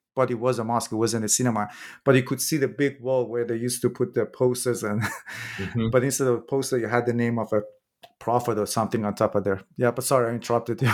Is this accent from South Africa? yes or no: no; Iran; I'm from Iran myself